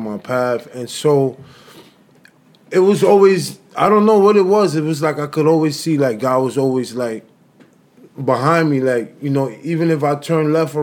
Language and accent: English; New York City, New York, United States; both of my parents, they're Dominican, but I was born here in New York City